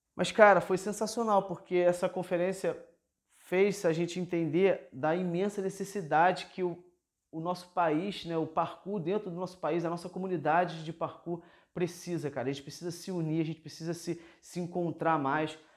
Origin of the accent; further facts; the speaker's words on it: Rio de Janeiro, Brazil; Eu que sou da cidade grande, por exemplo, sou aqui da cidade do Rio de Janeiro